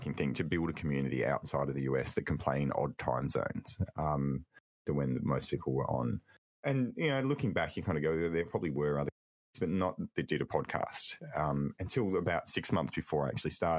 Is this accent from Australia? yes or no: yes; Australia; also born or lived in Melbourne, Australia; I'm an Aussie